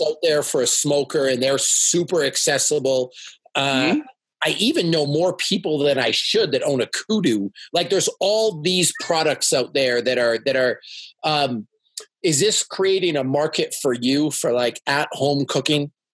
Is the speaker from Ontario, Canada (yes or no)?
yes; Toronto, Ontario, Canada; now in Salt Lake City, United States; I'm from Toronto, which is the most yeah. multicultural city in the world.